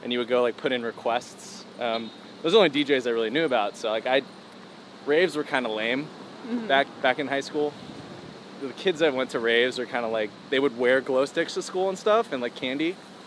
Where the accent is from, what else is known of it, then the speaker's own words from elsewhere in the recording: Los Angeles, California, United States; also born or lived in Phoenix, Arizona; I've lived in LA my entire life